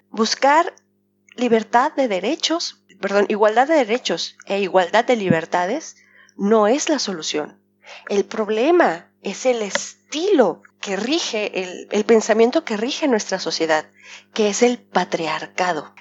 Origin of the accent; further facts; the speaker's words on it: Mexico; now in Geneva, Switzerland; Los mexicanos somos muy agachones